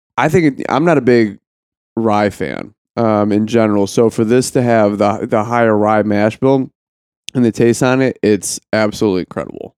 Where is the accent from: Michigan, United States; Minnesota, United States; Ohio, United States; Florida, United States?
Ohio, United States; I was from Ohio